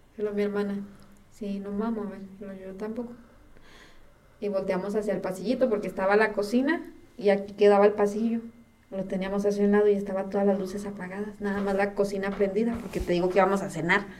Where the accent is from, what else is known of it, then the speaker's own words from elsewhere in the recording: Chihuahua, Mexico; los tres nacimos en Chihuahua